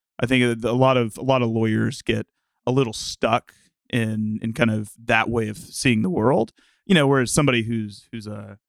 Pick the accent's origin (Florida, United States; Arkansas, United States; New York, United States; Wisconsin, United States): Arkansas, United States; I'm originally from the southern U.S. I'm from Arkansas, and spent the vast majority of my time growing up there. Went to college at the University of Arkansas